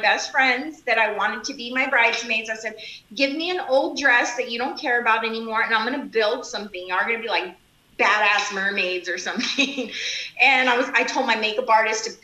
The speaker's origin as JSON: {"language": "English", "region": "South Texas", "country": "United States", "tie": "born or raised there", "said": "I grew up in South Texas"}